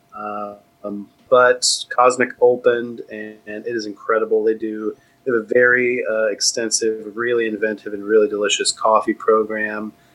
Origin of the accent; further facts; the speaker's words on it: Austin, Texas, United States; also born or lived in Southern California / Tallahassee, Florida / New York City; I grew up in Austin. I was born in Southern California